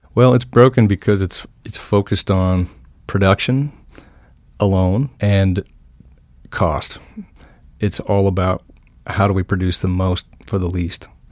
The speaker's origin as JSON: {"language": "English", "town": "Helmville", "region": "Montana", "country": "United States", "tie": "born or raised there", "lives_now": "Helena, United States", "said": "I grew up in the Helmville, Blackfoot Valley"}